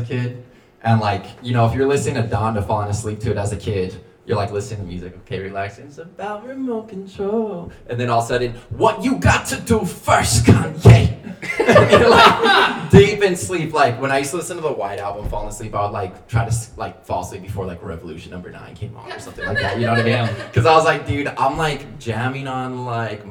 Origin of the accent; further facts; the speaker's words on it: El Paso, Texas, United States; I'm from El Paso.